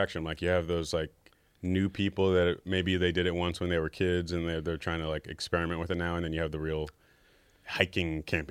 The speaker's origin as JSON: {"language": "English", "town": "New York City", "region": "New York", "country": "United States", "tie": "born or raised there", "said": "I'm back in my hometown of New York City."}